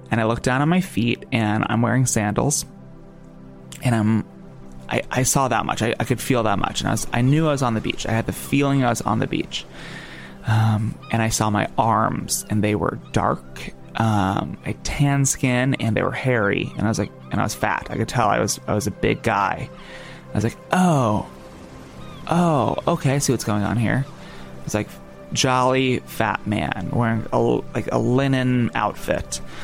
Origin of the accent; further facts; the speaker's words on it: New Jersey, United States; I'm not a Dominican man. I just have dark skin. Oh, I'm from New Jersey. I'm from New Jersey, and I just happen to have tan skin, and I'm on vacation.